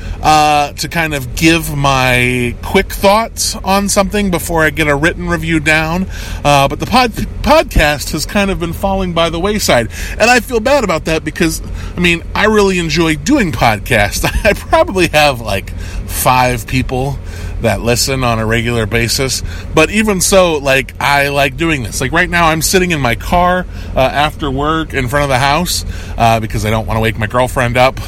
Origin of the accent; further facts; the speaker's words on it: United States; I'm an American